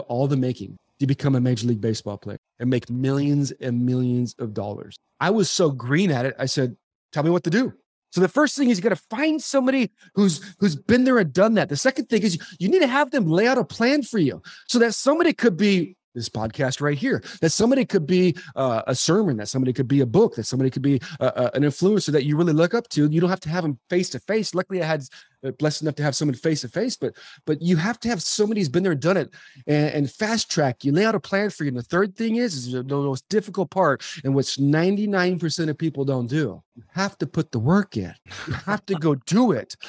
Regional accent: Arizona, United States; also born or lived in Southern California; I moved from Su-, Southern California to the hot desert of Arizona, I became an overachiever through athletics

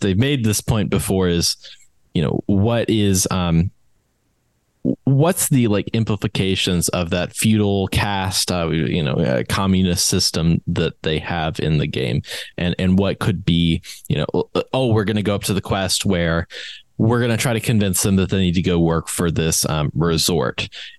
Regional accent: West Virginia, United States; from West Virginia.

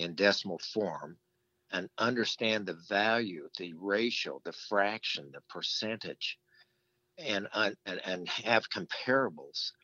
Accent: Las Vegas, Nevada, United States; my father had rental homes growing up in Las Vegas

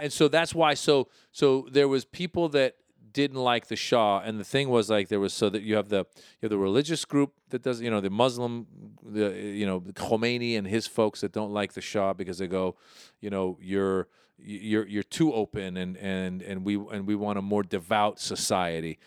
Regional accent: Marin County, Northern California, United States; also born or lived in Iran; I grew up in Marin County, Northern

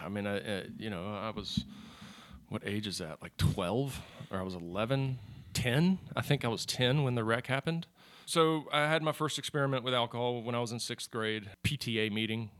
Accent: Charlotte, North Carolina, United States; Born and raised in Charlotte.

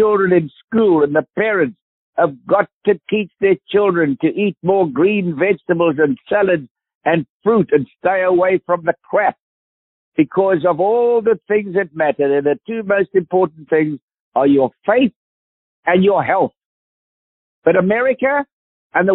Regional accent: South Africa; accent: South African; South African accent

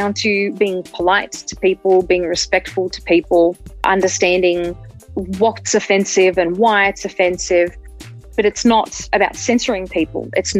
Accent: Australia; moved away as an adult; now in Denver, United States; I'm an Australian American

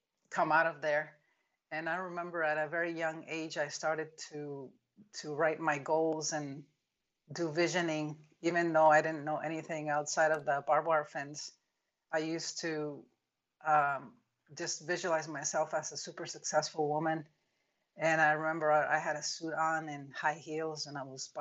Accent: Mexico; now in Clearwater, United States; I grew up in Mexico in an orphanage, and I was born in a mountain region away from the city.

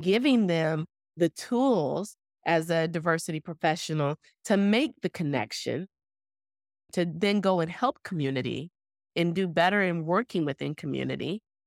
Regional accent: Owasso, Oklahoma, United States; when I was growing up in Oklahoma, in that small town of Owasso

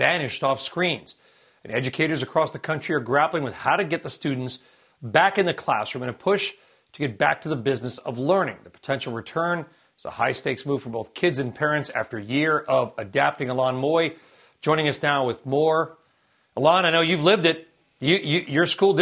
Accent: Los Angeles, California, United States; also born or lived in Gardena / Torrance / Long Beach; I'm a kid of the L.A. public school system. I was born in Gardena, lived in Torrance, and then Long Beach.

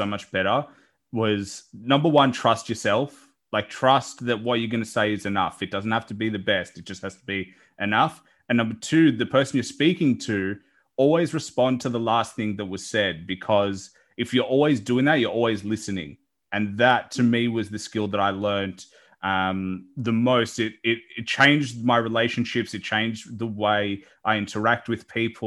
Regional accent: Australia; growing up in Australia, like more of a, like my parents were born overseas

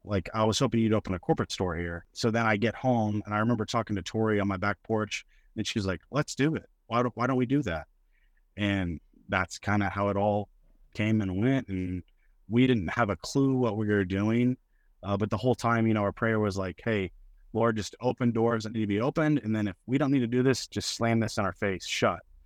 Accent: Mustang, Oklahoma, United States; I grew up in Mustang, Oklahoma, just a suburb of Oklahoma City.

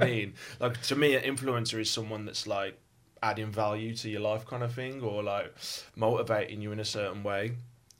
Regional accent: West Midlands, United Kingdom; accent: Birmingham; also born or lived in West Bromwich / Birmingham; as you can tell from my accent, I'm from Birmingham. Well, actually, I was born in West Brom, then I kind of moved around like the West Midlands a little bit

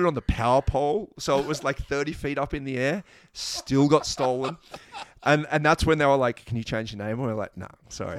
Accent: Australia

